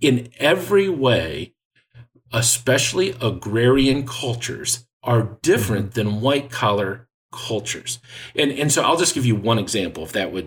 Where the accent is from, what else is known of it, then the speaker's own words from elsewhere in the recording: Lansing, Michigan, United States; I grew up in Lansing, Michigan